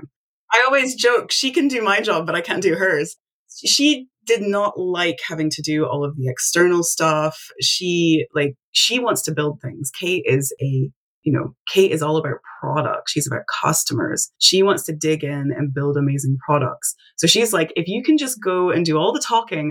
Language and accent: English; Tennessee, United States; I'm from Tennessee, but I actually live on the internet